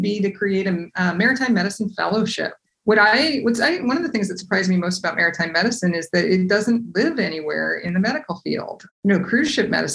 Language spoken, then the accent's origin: English; Seattle, Washington, United States; I grew up in Seattle